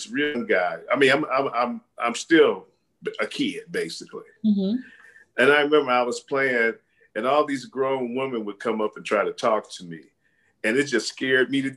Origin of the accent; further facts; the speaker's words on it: Chicago, Illinois, United States; now in Las Vegas, United States; I'm from Chicago. I'm from Chicago